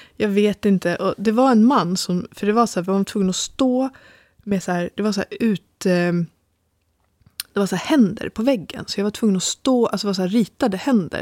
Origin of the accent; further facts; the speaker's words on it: Sweden; jag är ju liksom svensk